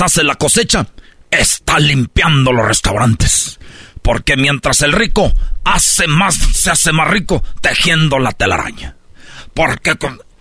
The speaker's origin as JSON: {"language": "Spanish", "country": "Mexico", "said": "nosotros los mexicanos"}